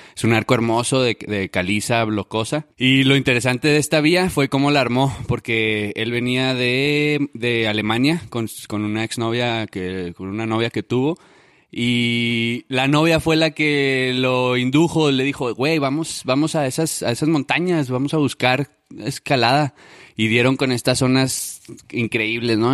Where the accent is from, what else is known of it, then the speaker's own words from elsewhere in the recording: Ciudad Juárez, Chihuahua, Mexico; yo soy de Juárez, de Ciudad Juárez, Chihuahua.